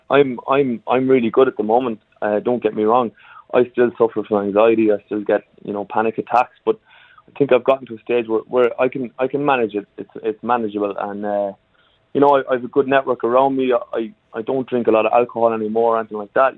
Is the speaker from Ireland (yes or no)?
yes; Ireland; moved away; I come from Ireland originally, and even back in Ireland